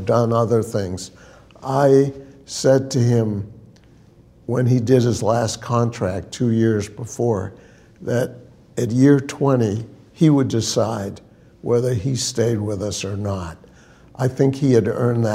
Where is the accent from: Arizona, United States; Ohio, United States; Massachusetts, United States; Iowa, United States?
Massachusetts, United States; Brookline; I grew up in Brookline, Mass. Went to public schools